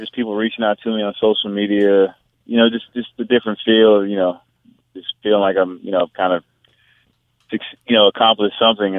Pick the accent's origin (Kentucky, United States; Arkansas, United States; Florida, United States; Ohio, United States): Arkansas, United States; Pine Bluff; born there; also born or lived in Hawaii / North Carolina / California; Well, no, I was born in Pine Bluff. I'm product of the United States Marine. I lived all over.